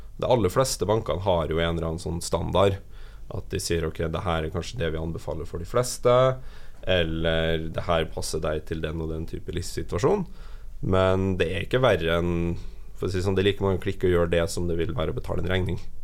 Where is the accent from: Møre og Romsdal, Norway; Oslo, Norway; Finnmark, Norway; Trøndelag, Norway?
Trøndelag, Norway; moved away; Nå er jeg fra Trøndelag